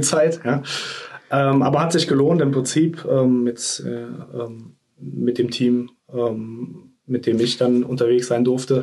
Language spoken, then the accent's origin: German; Troisdorf, North Rhine-Westphalia, Germany; also born or lived in Bonn / Singapore; now in Cologne, Germany; Geboren äh, in einem Vorort von Köln, Troisdorf